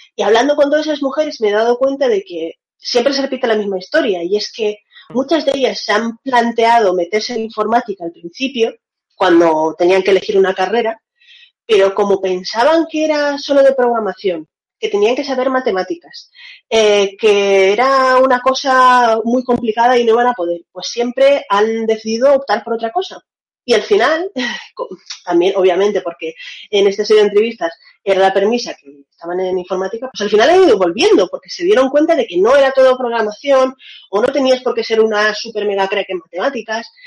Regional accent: Valencia, Valencian Community, Spain; moved away as an adult; also born or lived in Russia; now in Seville, Spain; Yo nací en Rusia, mis dos padres son rusos y estuve viviendo en Rusia hasta los nueve años de edad. A los nueve años me vine a Valencia y hace cinco años que estoy viviendo en Sevilla

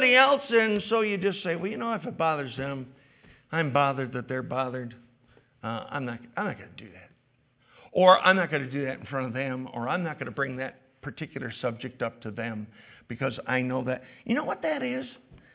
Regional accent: New York, United States; as particularly as New Yorkers

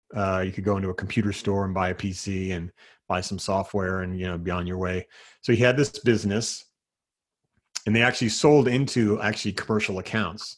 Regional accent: New Jersey, United States; moved away as an adult; now in Seattle area, United States; growing up in New Jersey

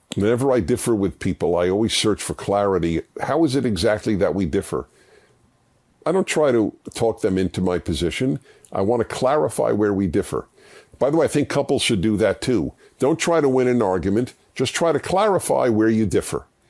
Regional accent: United States; how blessed I was being an American

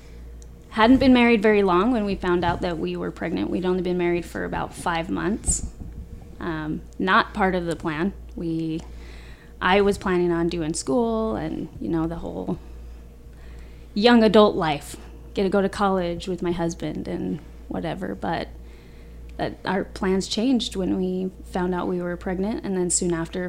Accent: Arizona, United States; also born or lived in Bountiful, Utah; I was born in Bountiful, Utah, and moved to Arizona when I was about 10 years old. I've been here ever since.

